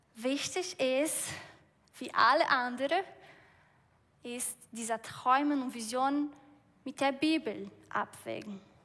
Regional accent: Brazil; German is a second language; moved away; Ich komme aus Brasilien

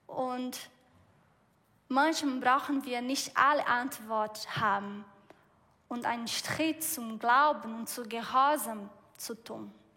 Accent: Brazil; German is a second language; moved away; Ich komme aus Brasilien

